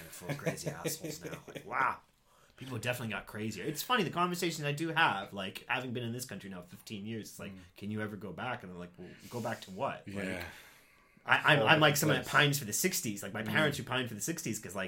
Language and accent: English; Midwest, United States; now in England, United Kingdom; I grew up in the Midwest